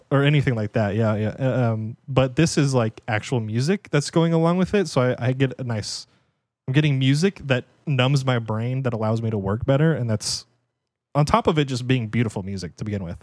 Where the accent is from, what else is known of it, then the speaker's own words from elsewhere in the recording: United States; as an American